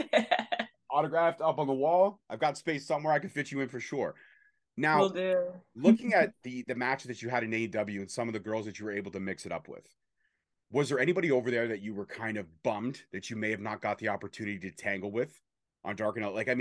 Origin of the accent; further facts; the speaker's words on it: Toronto, Ontario, Canada; I'm from Canada. We're from the North. We represent the Six proudly